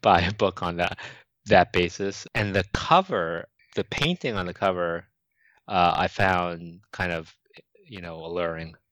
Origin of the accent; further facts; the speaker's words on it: New York City, New York, United States; growing up in Manhattan, I used to browse bookstores as a teenager